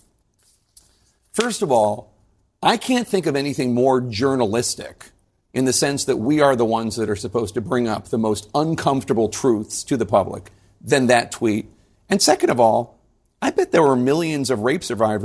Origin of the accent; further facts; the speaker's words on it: Philadelphia, Pennsylvania, United States; I'm from Philadelphia